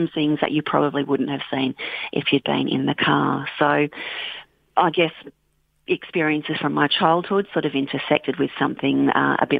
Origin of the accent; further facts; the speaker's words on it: Bendigo, Victoria, Australia; now in Western Australia, Australia; I grew up near Bendigo in central Victoria